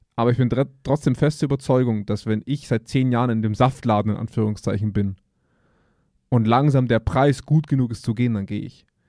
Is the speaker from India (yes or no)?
no; Germany; wir als Deutsche